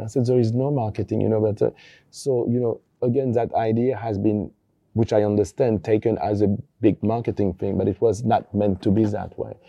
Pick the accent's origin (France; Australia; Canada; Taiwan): France; Paris, Île-de-France; also born or lived in Brittany; I'm born in Paris from a French family, and we are from Brittany